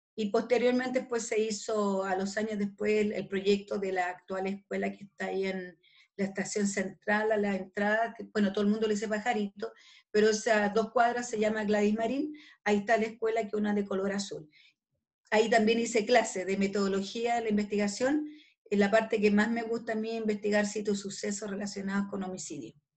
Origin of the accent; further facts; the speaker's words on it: Calama, Antofagasta, Chile; also born or lived in Santiago; yo soy nortina, yo nací en Calama